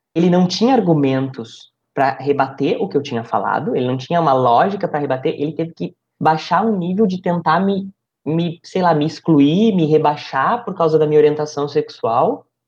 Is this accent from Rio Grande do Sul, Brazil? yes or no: yes; interior of Rio Grande do Sul, Brazil; also born or lived in Vera, Mato Grosso; now in Alta Floresta, Brazil; Eu, eu, eu venho do Rio Grande do Sul, eu venho do interior do Rio Grande do Sul